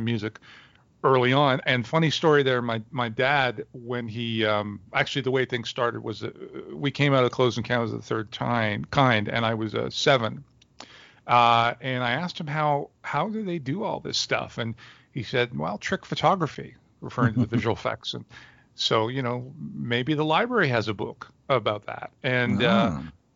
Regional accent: Montreal, Quebec, Canada; moved away as an adult; now in Toronto, Canada; I was born in Montreal, Canada, where I spent the first 25 years of my life

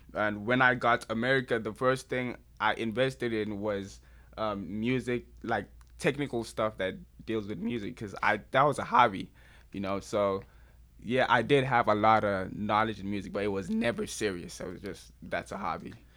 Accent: Nigeria; as a Nigerian

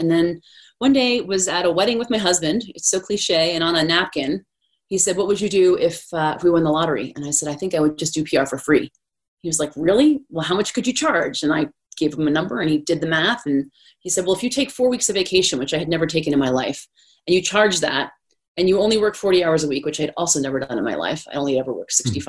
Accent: Washington, District of Columbia, United States; moved away as an adult; also born or lived in Denver; I grew up in Washington, D.C.

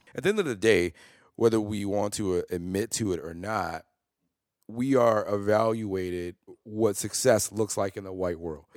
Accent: Chicago, Illinois, United States; I grew up in North Lawndale

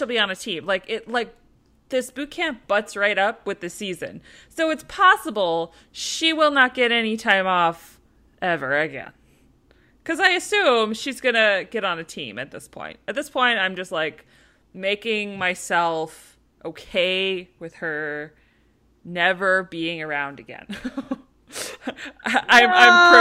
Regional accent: Minnesota, United States; We're very Minnesotan here in Minnesota

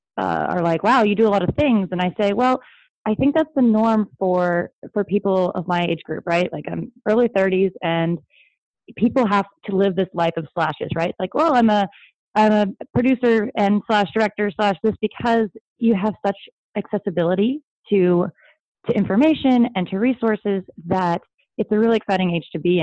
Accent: Sedona, Arizona, United States; now in Los Angeles, United States; I'm from Sedona, Arizona, originally, and I live in LA.

